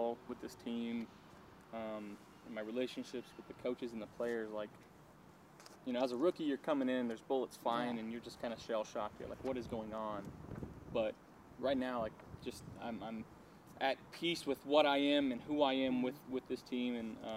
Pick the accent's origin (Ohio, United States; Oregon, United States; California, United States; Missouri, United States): California, United States; Fresno; born or raised there; now in Buffalo, United States